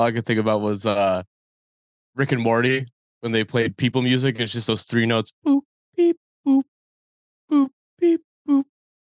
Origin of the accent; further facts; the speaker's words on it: New England, United States; now in Philadelphia, United States; It's so I'm from New England originally. Right now I live in Philly.